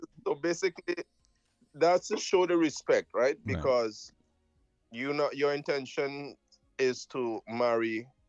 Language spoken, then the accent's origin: English; Trinidad & Tobago; also born or lived in Jamaica; I was born in Jamaica, I was raised in Trinidad, so I have quite a...